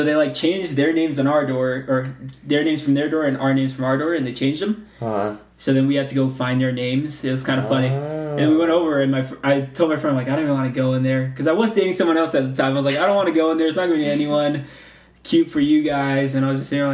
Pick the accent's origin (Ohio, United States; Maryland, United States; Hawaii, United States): Hawaii, United States; now in Provo, United States; I'm originally from Kuku, Hawaii